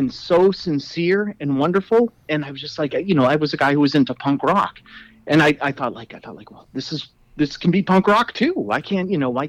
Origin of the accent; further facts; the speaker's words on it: Hudson, New Hampshire, United States; also born or lived in Danvers, Massachusetts; now in Nashua, United States; I moved up to New Hampshire from Danvers, Massachusetts in the late 80s and went to high school in Hudson, New Hampshire